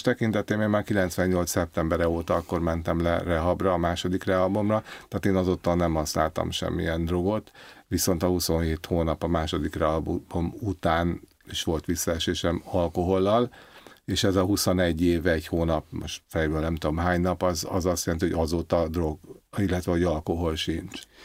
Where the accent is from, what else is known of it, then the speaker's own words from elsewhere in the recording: Budapest, Hungary; Én alapvetően a belvárosban nőttem föl, Váci utcába.